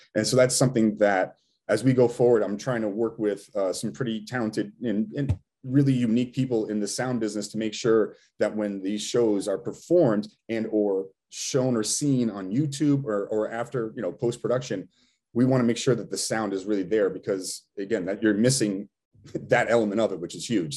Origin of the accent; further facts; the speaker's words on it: Rhode Island, United States; we're still from Rhode Island